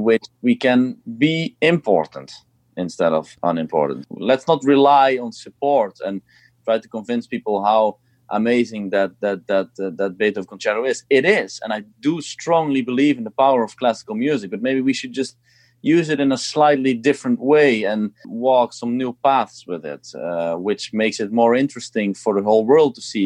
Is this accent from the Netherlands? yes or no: yes; Eindhoven, North Brabant, Netherlands; i played here in my hometown uh, in eindhoven where i used to play when i was younger